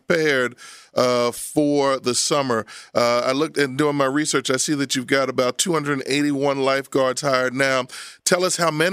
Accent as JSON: {"language": "English", "town": "Abington", "region": "Pennsylvania", "country": "United States", "tie": "born or raised there", "said": "I grew up in Abington. I went to Abington High School"}